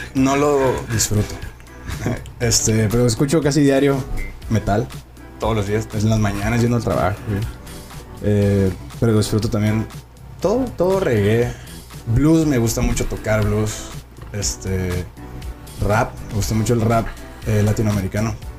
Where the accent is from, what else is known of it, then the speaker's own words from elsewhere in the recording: Puerto Peñasco, Sonora, Mexico; now in Tijuana, Mexico; yo soy de Sonora, Puerto Peñasco, Sonora